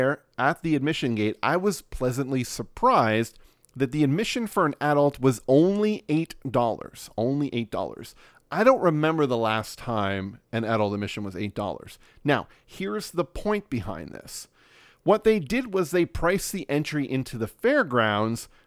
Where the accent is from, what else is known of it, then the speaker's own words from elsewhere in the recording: Nova Scotia, Canada; also born or lived in West Coast of Canada; So we are in rural Nova Scotia on the east coast of Canada